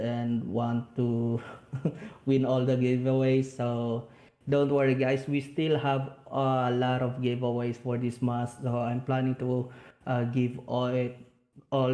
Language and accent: English; Bacolod, Negros Island Region, Philippines; Bacolod City, which is my hometown